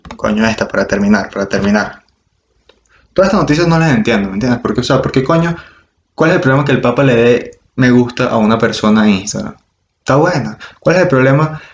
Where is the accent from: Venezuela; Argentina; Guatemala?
Venezuela; Margarita Island, Nueva Esparta; yo soy de Margarita